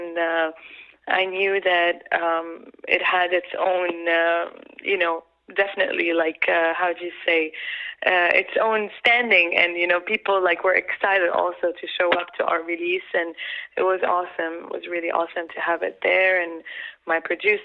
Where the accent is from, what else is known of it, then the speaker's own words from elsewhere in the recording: Lebanon; now in United States; Growing up in Lebanon and living half of my life in the U.S.